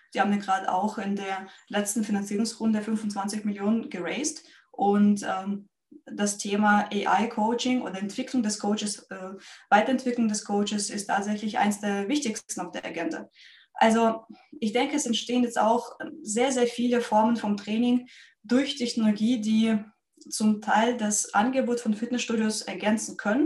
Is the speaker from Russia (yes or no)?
yes; Russia; moved away as an adult; now in Germany; Ich bin nämlich ursprünglich äh, Russin. Ähm, ich lebe in Deutschland seit zwölf Jahren und davor habe ich auch professionelle Leichtathletik gemacht in meinem Heimatland